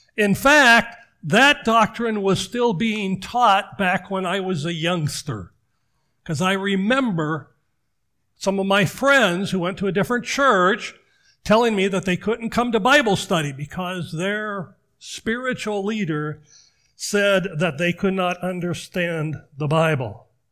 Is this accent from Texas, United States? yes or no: no; Washington, United States; moved away; growing up in Washington